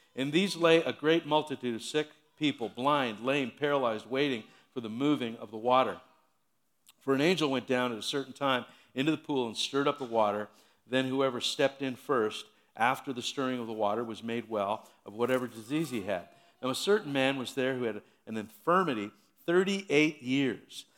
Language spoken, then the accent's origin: English; Hamilton, Ontario, Canada; I was born and raised in Hamilton